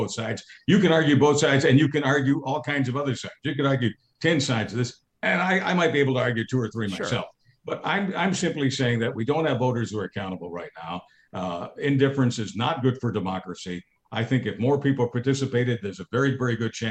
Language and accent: English; Montreal, Quebec, Canada; I'm from Montreal